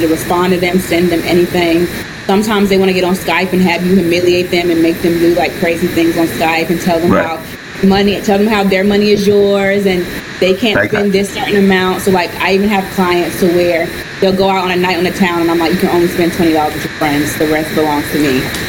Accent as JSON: {"language": "English", "region": "North Carolina", "country": "United States", "lives_now": "New York, United States", "said": "Yeah, so I've been living in New York now for 5 years. I moved here from the South, from North Carolina."}